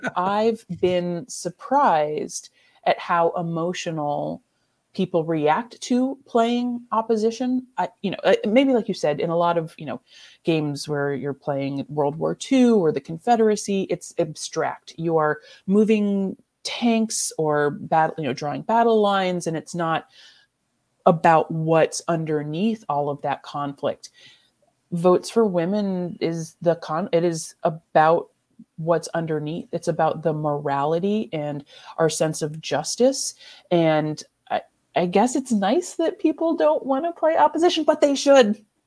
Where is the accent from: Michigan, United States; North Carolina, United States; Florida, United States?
Michigan, United States; moved away; also born or lived in Ellsworth, Kansas; I'm from Michigan